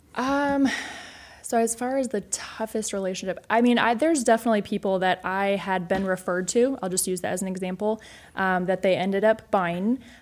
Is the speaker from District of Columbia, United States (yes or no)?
no; Iowa, United States; I grew up in Iowa